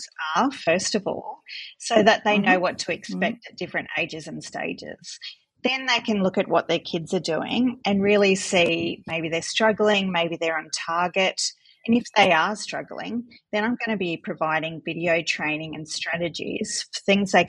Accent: North Coast, New South Wales, Australia; moved away as an adult; also born or lived in Melbourne, Australia; now in Coonabarabran, Australia; I grew up on the North Coast and moved to Melbourne to do the course in speech pathology

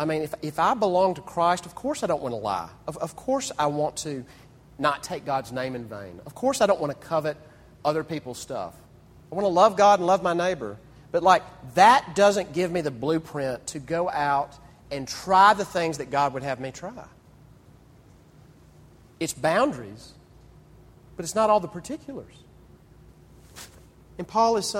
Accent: Mississippi, United States; Growing up in Mississippi

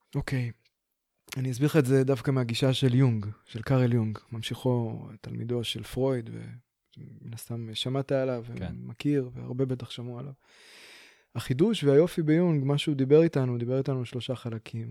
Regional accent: Beersheba, Southern District, Israel; now in Pardes Hanna, Israel; אני בכלל מגיע מהדרום, אני באר שבעי

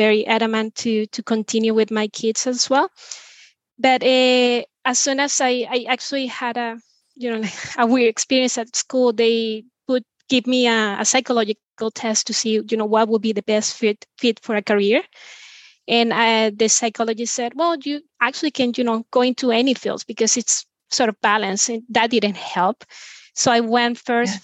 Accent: Venezuela; now in Spain; I'm originally from Venezuela, but I've been living in Spain for over 15 years

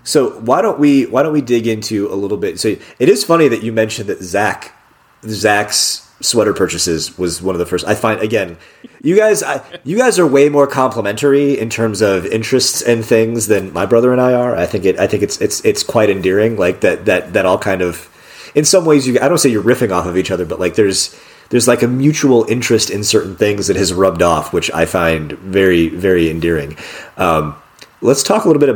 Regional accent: South Bend, Indiana, United States; moved away as an adult; now in Cincinnati, United States; my hometown in South Bend, Mishawaka area

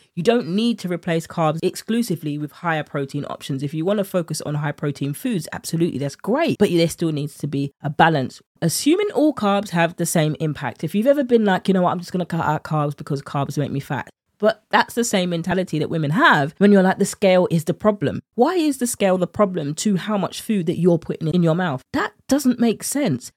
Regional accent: United Kingdom; accent: British; with my British accent

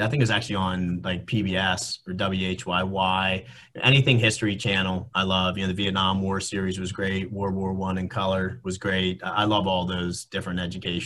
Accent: Pittsburgh, Pennsylvania, United States; moved away as an adult; now in Philadelphia, United States; I was born and raised in Pittsburgh, 412 or 724, but I've been in Philly for the past 25 years

